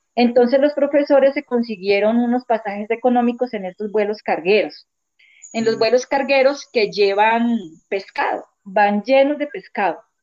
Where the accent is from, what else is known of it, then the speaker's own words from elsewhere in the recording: Leticia, Amazonas, Colombia; also born or lived in Eje Cafetero; vivo en el Amazonas, nací aquí, en Leticia, pues casi toda mi vida la, he pasado aquí.